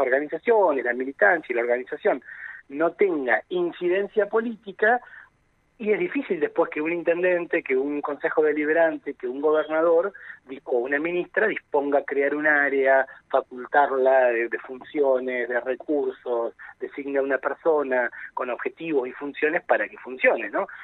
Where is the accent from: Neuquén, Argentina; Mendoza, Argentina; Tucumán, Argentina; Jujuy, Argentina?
Neuquén, Argentina; esto también nos llena de orgullo como argentinos y neuquinos, Argentina y Neuquén